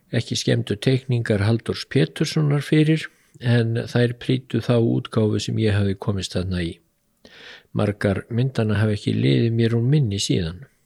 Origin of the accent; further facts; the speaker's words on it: Iceland; okkur Íslendingum